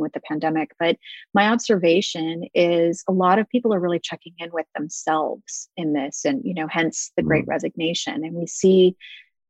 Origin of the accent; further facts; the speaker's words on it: Pacific Northwest, United States; I grew up in the Pacific Northwest